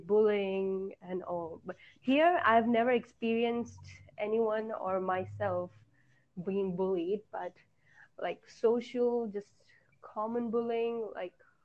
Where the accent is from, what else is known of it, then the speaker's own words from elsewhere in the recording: India; I am from India